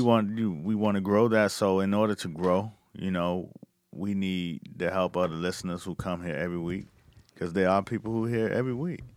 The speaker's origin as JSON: {"language": "English", "town": "Miami Gardens", "region": "Florida", "country": "United States", "tie": "born or raised there", "said": "the mayor of my hometown, you know what I'm saying, of Miami Gardens"}